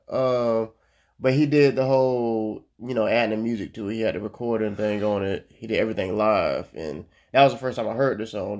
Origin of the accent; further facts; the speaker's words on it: Florida, United States; I'm from Florida